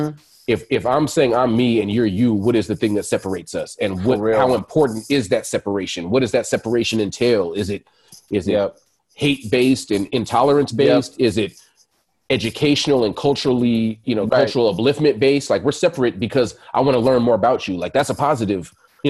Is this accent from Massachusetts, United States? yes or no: no; California, United States; It's Cali. We're from Cali. It's part of our environment.